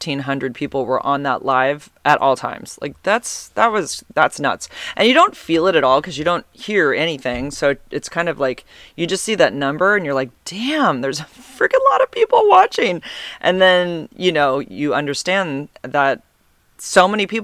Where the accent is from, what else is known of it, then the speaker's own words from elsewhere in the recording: Santa Cruz, California, United States; I'm from Santa Cruz also.